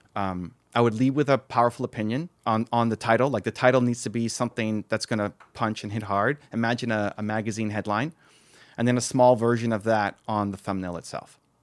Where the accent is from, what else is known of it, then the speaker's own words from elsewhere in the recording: Toronto, Ontario, Canada; I'm from Toronto